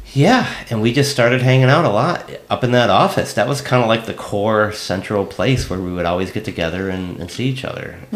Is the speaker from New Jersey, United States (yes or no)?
no; San Diego, California, United States; moved away as an adult; I'm from San Diego